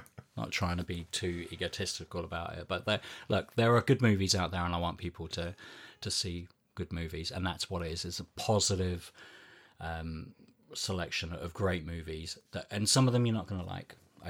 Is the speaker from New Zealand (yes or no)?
yes; New Zealand; I didn't know who he was because I grew up in New Zealand.